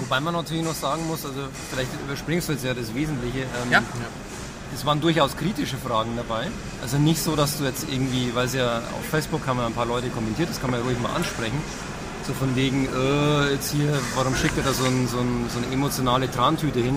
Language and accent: German; Upper Palatinate, Bavaria, Germany; ich komme ja aus der Oberpfalz